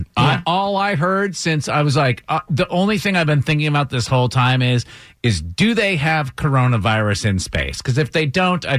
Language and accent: English; Northeast, United States; moved away; Growing up in the Northeast